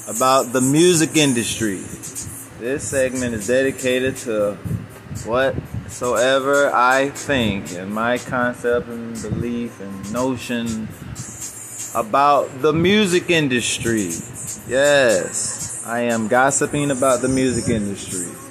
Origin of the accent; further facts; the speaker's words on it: Chicago, Illinois, United States; I'm from Chicago